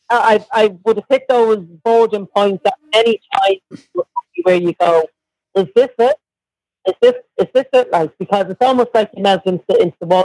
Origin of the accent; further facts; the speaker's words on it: Ireland; she started to stroke me like a cat. And she was like, I, I've never met a real Irish person.